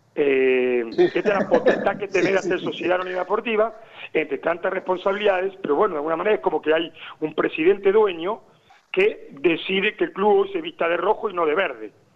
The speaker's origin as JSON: {"language": "Spanish", "country": "Argentina", "moved": "yes", "lives_now": "Lorca, Spain"}